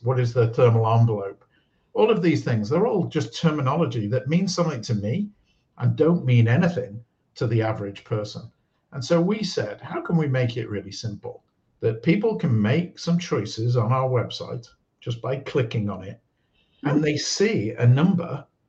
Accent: United Kingdom; moved away; I'm British, born in the UK, and I worked around the world

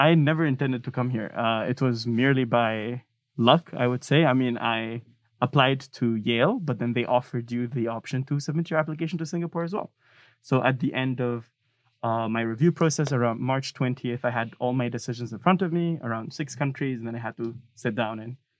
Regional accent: Tunisia; English is a second language; And then I didn't even apply to universities in Tunisia.

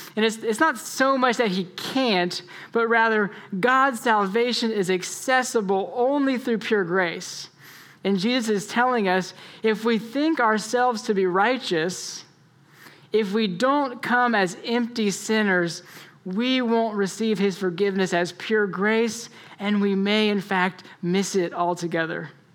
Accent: Florida, United States; And so I grew up in Florida

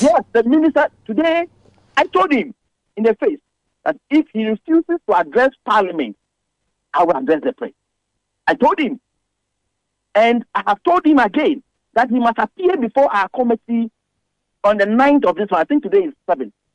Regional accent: Ghana; as a Ghanaian

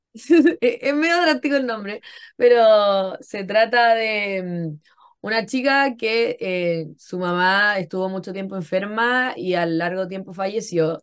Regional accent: Concón, Valparaíso, Chile; moved away as an adult; yo nací y crecí en Concón. Yo he estado en Chile toda mi vida

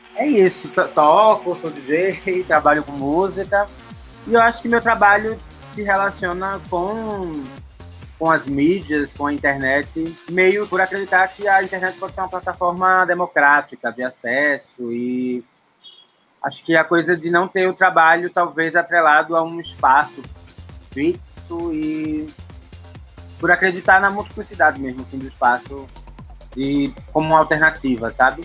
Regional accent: Recife, Pernambuco, Brazil; now in São Paulo, Brazil; Eu sou de Recife, mas moro na cidade de São Paulo.

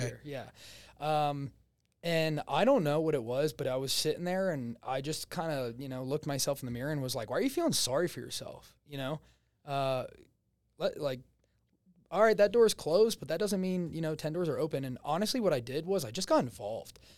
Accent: New Jersey, United States; accent: Jersey; moved away; Originally, I'm from New Jersey.

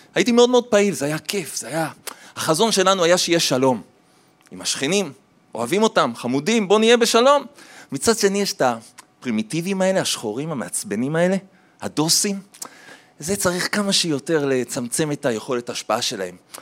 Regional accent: Jerusalem, Jerusalem District, Israel; also born or lived in Tel Aviv; אחרי זה הם עברו לירושלים, גדלתי בירושלים, ילד טוב ירושלים

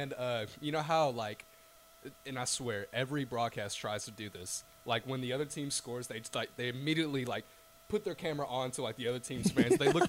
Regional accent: Memphis, Tennessee, United States; We're just from Memphis, Tennessee

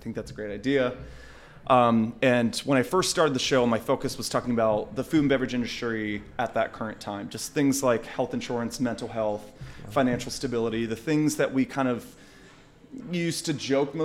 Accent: West Virginia, United States; when I was growing up, I mean, I come from West Virginia.

